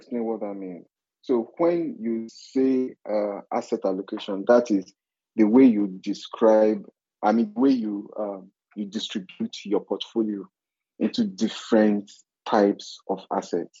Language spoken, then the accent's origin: English; Niger Delta, Nigeria; I'm from the Niger Delta